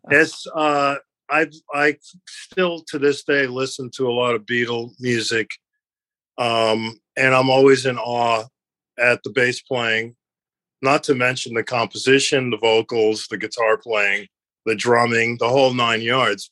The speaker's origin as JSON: {"language": "English", "town": "New York City", "region": "New York", "country": "United States", "tie": "born or raised there", "said": "growing up in New York"}